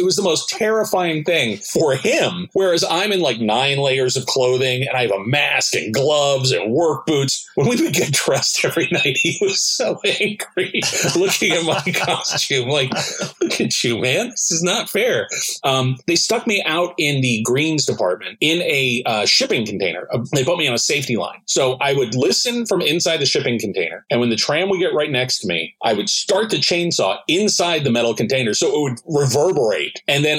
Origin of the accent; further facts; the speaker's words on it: Tennessee, United States; I grew up in Tennessee and rural.